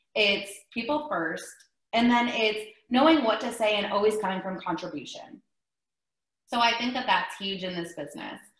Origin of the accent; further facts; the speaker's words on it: Ohio, United States; moved away as an adult; also born or lived in Myrtle Beach, South Carolina; now in Texas, United States; I'm originally from Ohio